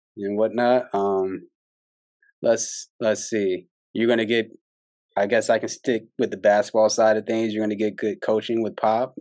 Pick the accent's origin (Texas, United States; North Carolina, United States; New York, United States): Texas, United States; San Antonio; I'm from San Antonio